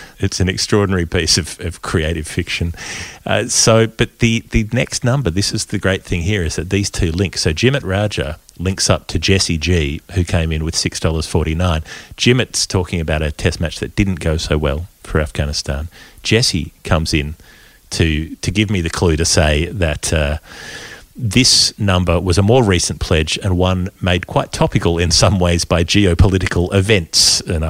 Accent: South West England, United Kingdom; I'm Cornish.

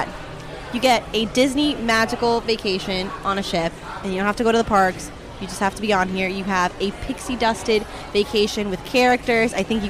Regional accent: Puerto Rico; from Puerto Rico.

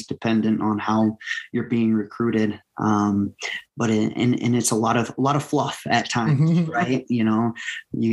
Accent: Waverly, Iowa, United States; moved away as an adult; now in South Dakota, United States; I was from Waverly

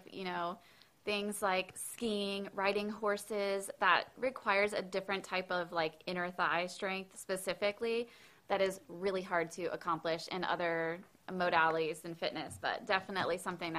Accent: Orlando, Florida, United States; also born or lived in Long Island, New York; So I was born in Long Island, New York, as was my husband. And then both of our families moved to Orlando. We went to high school there.

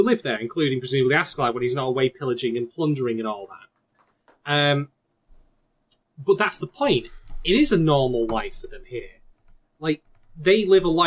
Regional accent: England, United Kingdom; I'm actually English

